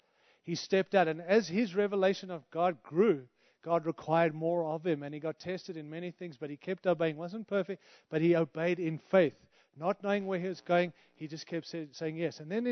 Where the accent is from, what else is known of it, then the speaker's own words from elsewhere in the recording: Zimbabwe; born there; moved away; I've had 5 international moves. And I moved from Africa, like real Africa, right? I was born in Rhodesia, Zimbabwe, which is like 5th world.